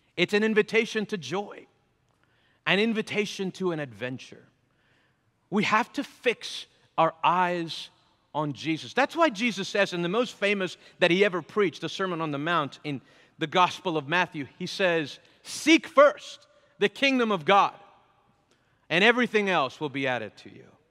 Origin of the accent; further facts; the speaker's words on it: Venezuela; moved away; I'm from Venezuela